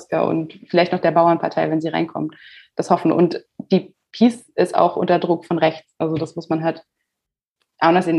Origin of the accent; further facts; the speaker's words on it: Germany; bei uns Deutschen